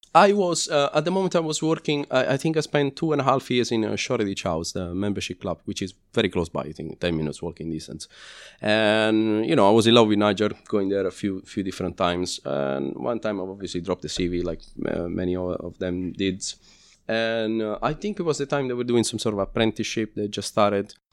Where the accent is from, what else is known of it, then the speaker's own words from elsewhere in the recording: Lazio, Italy; English is a second language; moved away as an adult; now in London, United Kingdom; I'm from Lazio, which is, uh, well, the top part of Lazio, which is, uh, pretty much the same distance between Florence and Rome.